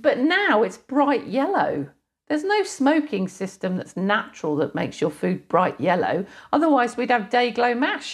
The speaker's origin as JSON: {"language": "English", "area": "British / English", "region": "England", "country": "United Kingdom", "said": "British, 'cause it sounds better. Yeah. English when I have to explain"}